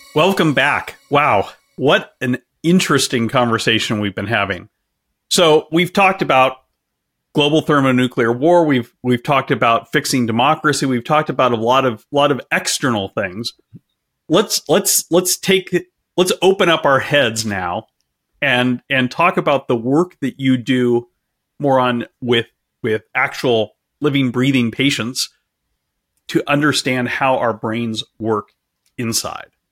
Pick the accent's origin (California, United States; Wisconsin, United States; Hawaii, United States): California, United States; I'm, I'm from California and I'm, I'm broadcasting from California right now